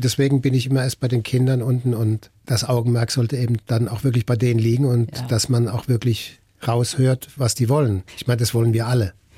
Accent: Mannheim, Baden-Württemberg, Germany; ich komme aus Mannheim

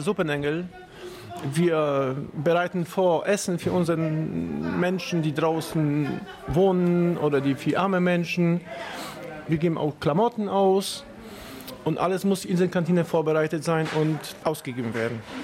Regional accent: Katowice, Silesian Voivodeship, Poland; now in Bremen, Germany; ich komme aus, aus Schlesien, aus Katowice

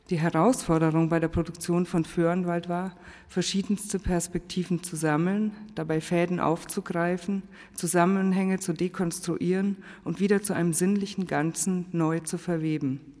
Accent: Bavaria, Germany; ich bin ja aus Bayern, wie Sie auch hören

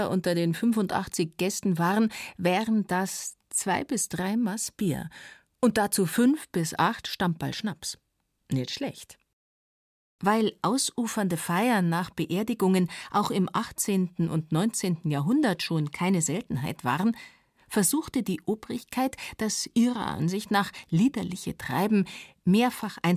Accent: Munich, Bavaria, Germany; Ich bin aus München. Ich kenne es auch vom Land. Wir waren ja evakuiert.

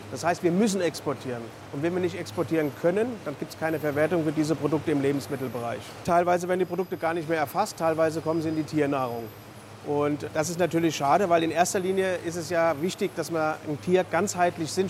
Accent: Germany; Bei uns in Deutschland, wir haben eine sehr hm, besondere Art zu essen.

